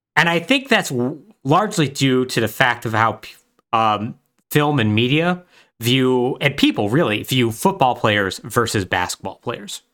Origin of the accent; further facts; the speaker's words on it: El Paso, Texas, United States; I experienced somewhat growing up in West Texas